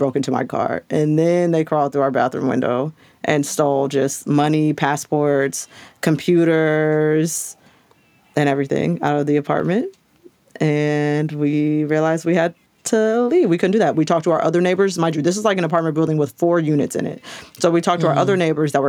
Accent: Long Beach, California, United States; also born or lived in Santa Cruz, California / Los Angeles, California; I'm from Long Beach, which is LA County.

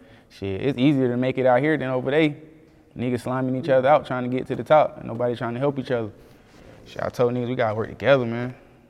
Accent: Conway, South Carolina, United States; I'm from Conway, South Carolina, but we shit, be saying Myrtle Beach.

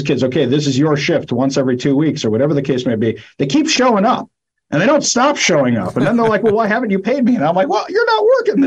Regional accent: New York, United States; now in Seattle, United States; I grew up in New York also. I live in Seattle now

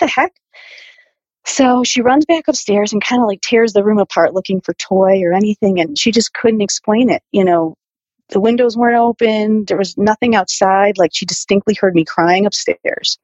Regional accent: New Britain, Connecticut, United States; I was born and raised in New Britain, Connecticut.

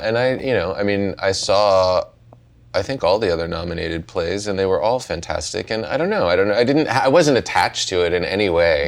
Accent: Pittsburgh, Pennsylvania, United States; I grew up in Pittsburgh

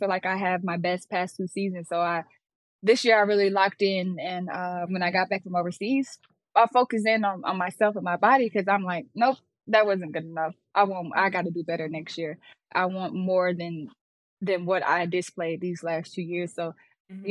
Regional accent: Birmingham, Alabama, United States; I was in Birmingham. I grew up in Inslee, the hood.

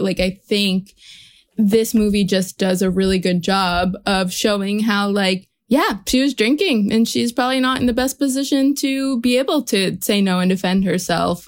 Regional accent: New Jersey, United States; Growing up in New Jersey

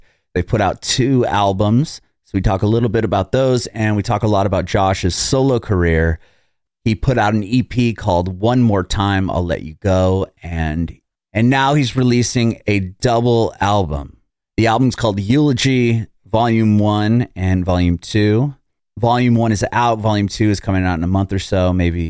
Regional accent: San Diego, California, United States; I was born in San Diego, but I was like this close to being born in Dayton, which is fairly close.

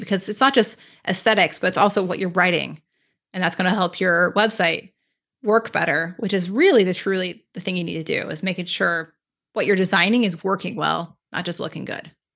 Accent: California, United States; moved away as an adult; now in Toronto, Canada; I'm originally from California, but I moved to Toronto last summer

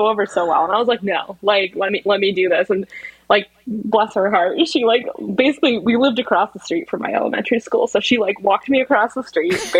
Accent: Massachusetts, United States; I grew up in Massachusetts

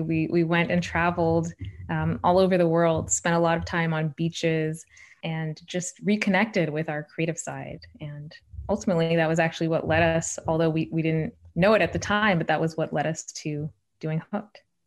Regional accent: Shawnee, Oklahoma, United States; moved away; I'm the oldest child of immigrants from India, growing up in Shawnee, Oklahoma in the eighties and nineties

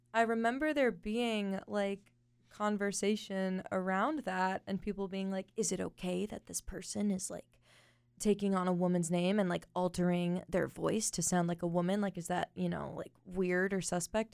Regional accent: Los Angeles, California, United States; I grew up in the San Fernando Valley

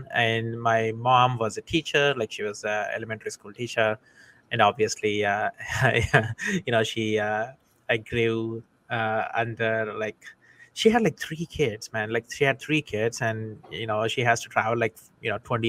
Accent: India; moved away as an adult; now in United States; But originally, I'm from India. I came to the United States almost 20 years ago now.

